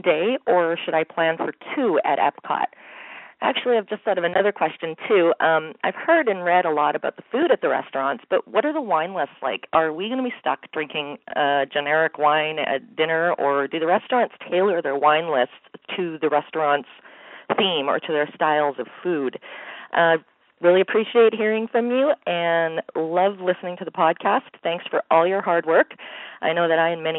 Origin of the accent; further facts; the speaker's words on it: Winnipeg, Manitoba, Canada; I'm from Winnipeg, Manitoba, Canada